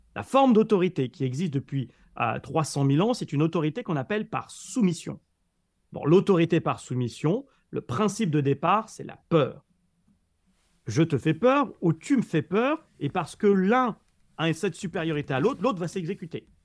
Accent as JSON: {"language": "French", "country": "France", "said": "en tant que Français, tu vois, qui, débarquait à New York"}